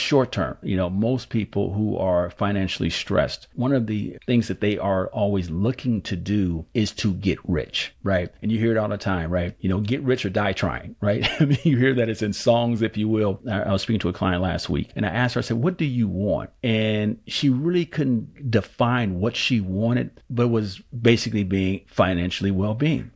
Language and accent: English; Oakland, California, United States; born and raised in Oakland, California.